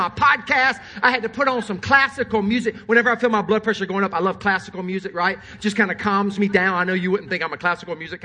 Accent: Sumter, South Carolina, United States; I'm from Sumter, South Carolina

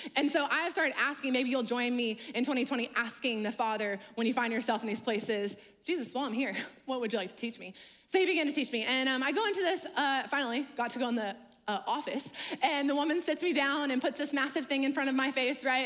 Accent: Louisiana, United States; now in North Carolina, United States; I'm actually originally from Louisiana

